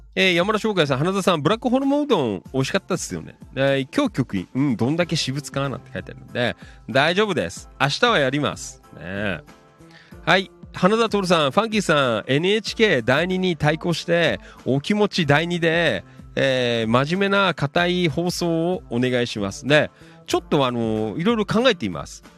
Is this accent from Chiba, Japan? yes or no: yes; Noda, Chiba, Japan; 野田ね、生まれ育った町